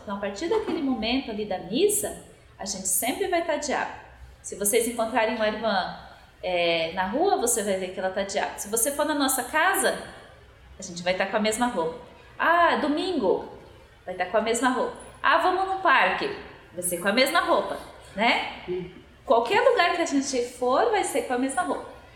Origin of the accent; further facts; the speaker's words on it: Godoy Moreira, Paraná, Brazil; now in Curitiba, Brazil; Moro aqui em Curitiba e sou nascida lá no norte do Paraná, em Godói Moreira